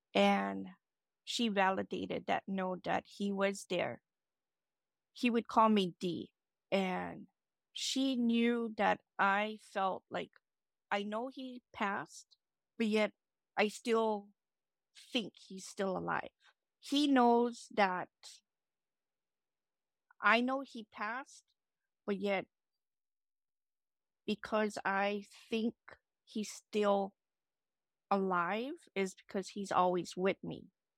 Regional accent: Maui, Hawaii, United States; I'm from Maui, Hawaii.

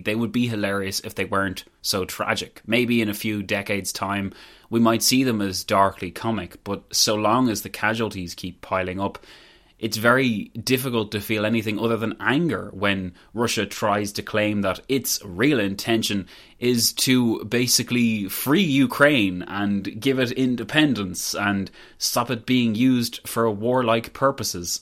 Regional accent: Ireland; I guess I'm not Irish

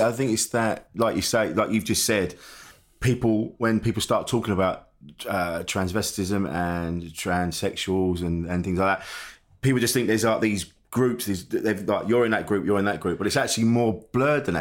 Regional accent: Orpington, London, United Kingdom; I grew up in Orpington

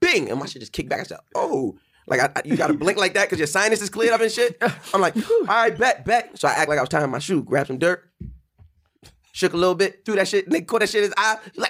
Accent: Long Island, New York, United States; I'm from Long Island

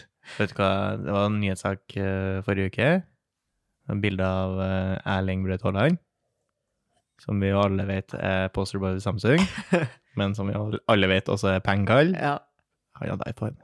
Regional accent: Trøndelag, Norway; jeg er trønder

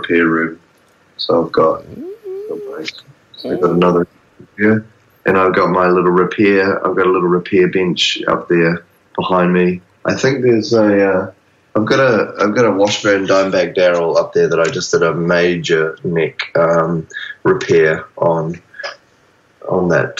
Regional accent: New Zealand; now in Australia; I'm a New Zealander, so I'm living on the big brother country

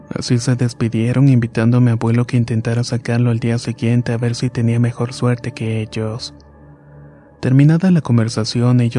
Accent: Guanajuato, Mexico; para comenzar mi historia me gustaría decir que soy originario de Guanajuato.

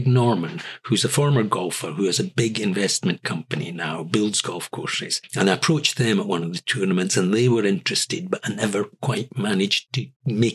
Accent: Edinburgh, Scotland, United Kingdom; moved away as an adult; also born or lived in Jilin, China; now in Beijing, China; I come from Edinburgh, which is a small city

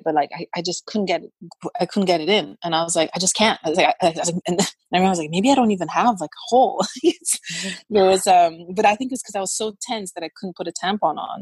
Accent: Brazil; I grew up in Brazil where it's very hot

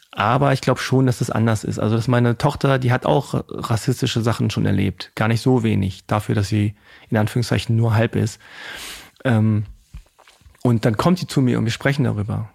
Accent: Hanover, Lower Saxony, Germany; ich bin aus Hannover

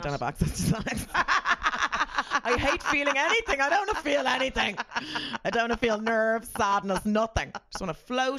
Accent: Ireland; I'm very Irish.

